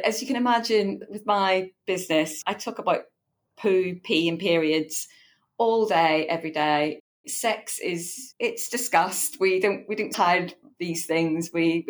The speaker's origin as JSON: {"language": "English", "region": "Northern Ireland", "country": "United Kingdom", "lives_now": "Eastbourne, United Kingdom", "said": "The accent may not immediately give that away because I'm from Northern Ireland originally."}